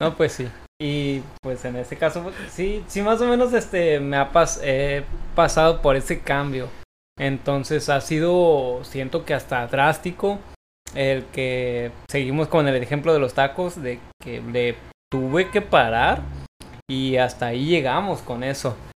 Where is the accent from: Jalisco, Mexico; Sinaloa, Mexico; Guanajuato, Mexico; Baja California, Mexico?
Baja California, Mexico; Tijuana; soy originario de Tijuana y radico en esta ciudad